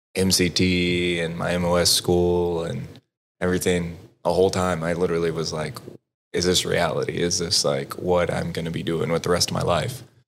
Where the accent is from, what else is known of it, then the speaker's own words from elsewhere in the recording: Texas, United States; now in Dallas, United States; I grew up in Broward, Texas